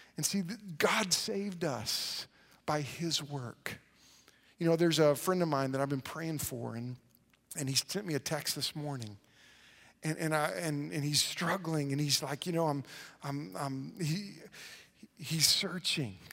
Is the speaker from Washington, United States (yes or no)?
no; Oklahoma, United States